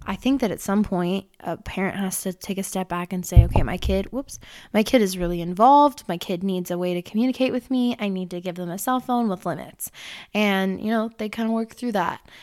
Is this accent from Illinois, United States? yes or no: yes; Illinois, United States; I was born in Illinois